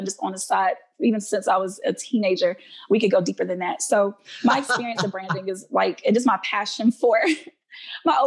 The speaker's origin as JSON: {"language": "English", "region": "Alabama", "country": "United States", "tie": "born or raised there", "said": "my home state of Alabama"}